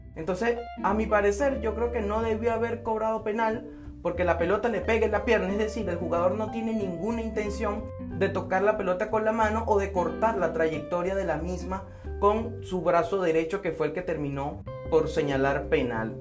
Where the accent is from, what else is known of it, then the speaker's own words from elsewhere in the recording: Venezuela; yo como venezolano